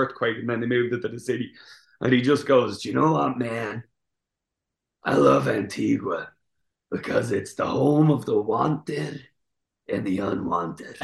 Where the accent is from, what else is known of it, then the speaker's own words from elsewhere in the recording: Ireland; I'm Irish